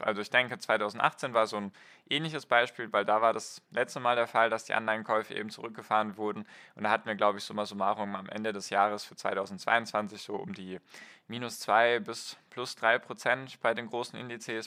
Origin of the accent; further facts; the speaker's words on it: Germany; bei uns in Deutschland und Europa